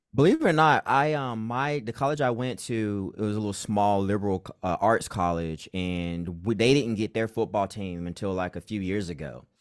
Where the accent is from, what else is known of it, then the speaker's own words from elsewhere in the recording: North Carolina, United States; moved away as an adult; now in Southern California, United States; I am actually from North Carolina. Born and raised